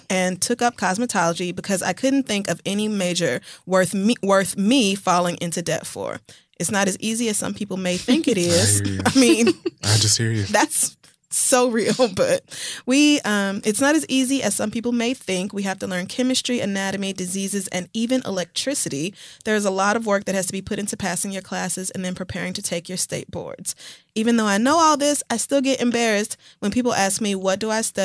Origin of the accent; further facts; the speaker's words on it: Oklahoma, United States; moved away as an adult; I grew up in Oklahoma, which is very white